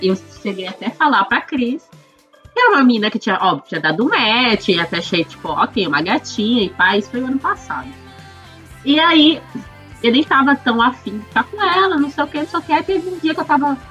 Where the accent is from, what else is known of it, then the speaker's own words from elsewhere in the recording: Florianópolis, Santa Catarina, Brazil; eu sou aqui de Floripa